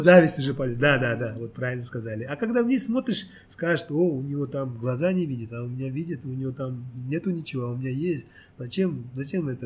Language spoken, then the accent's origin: Russian; Uzbekistan; moved away as an adult; now in South Korea; Я родился в Узбекистане.